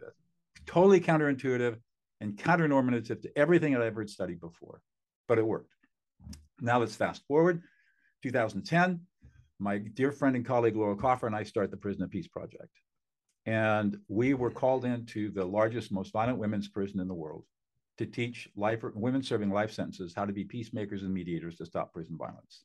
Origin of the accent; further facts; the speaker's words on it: Southern California, United States; also born or lived in Hanover, New Hampshire; I grew up in Southern California in affluence